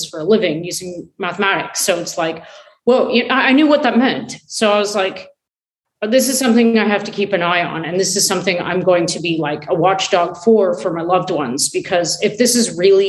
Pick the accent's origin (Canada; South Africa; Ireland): Canada; I'm Canadian